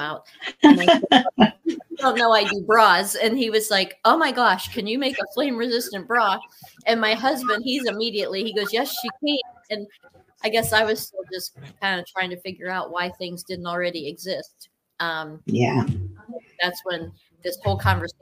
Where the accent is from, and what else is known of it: Cortland, Ohio, United States; born or raised there